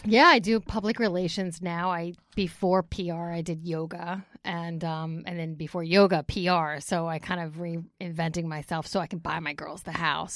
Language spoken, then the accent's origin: English; Bergenfield, New Jersey, United States; also born or lived in Ramsey, New Jersey; I grew up in Bergen County in Bergenfield.